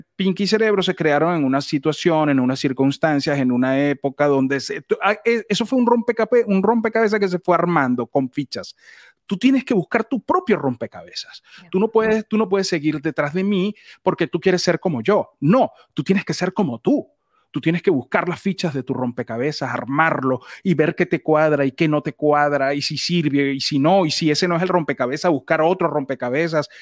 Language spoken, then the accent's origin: Spanish; Venezuela; en Venezuela decimos nos cayó la locha es cuando se te prende el bombillo